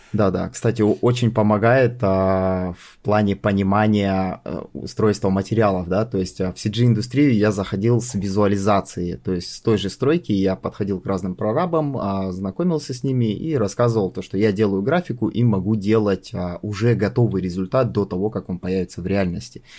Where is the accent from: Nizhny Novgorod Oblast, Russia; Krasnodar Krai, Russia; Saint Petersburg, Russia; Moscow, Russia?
Krasnodar Krai, Russia; Sochi; я сам родом из Сочи, и как бы всю карьеру я строил в Сочи